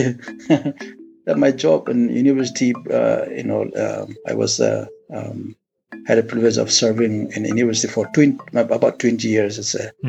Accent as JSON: {"language": "English", "country": "India", "said": "I was born and brought up in the Akuki primal religion. That is traditional religion, somewhat, although we are part of India"}